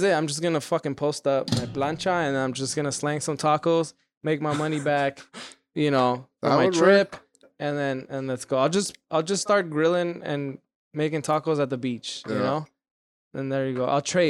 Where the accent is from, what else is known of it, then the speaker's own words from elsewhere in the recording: Hawaii, United States; You're from Tennessee? We're from Hawaii, right? Yeah. But like, it's been Tennessee for a minute.